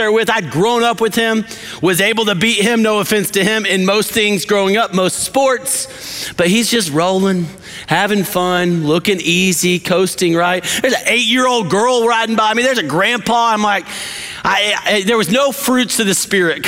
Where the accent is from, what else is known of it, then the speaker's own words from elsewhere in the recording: West Texas, United States; I grew up in West Texas